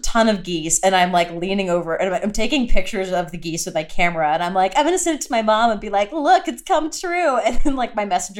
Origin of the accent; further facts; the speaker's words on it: Texas, United States; moved away as an adult; also born or lived in Illinois; But I grew up in Texas, had never seen one.